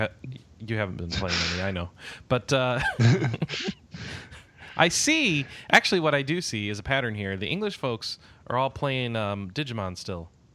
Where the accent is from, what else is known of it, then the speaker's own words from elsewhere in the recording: United States; I'm from America